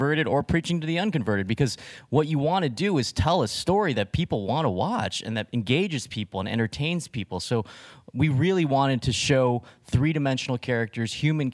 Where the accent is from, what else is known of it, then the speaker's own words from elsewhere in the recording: Riverside, California, United States; I grew up in Riverside, California, which is a kind of blue-collar town in Southern California